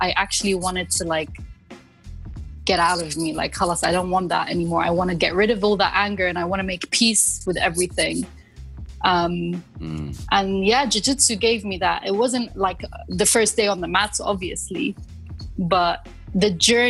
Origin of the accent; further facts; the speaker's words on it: London, United Kingdom; moved away as an adult; also born or lived in Moscow, Russia; now in United Arab Emirates; I grew up in London. I studied there. I worked there. And I moved here around 8 years ago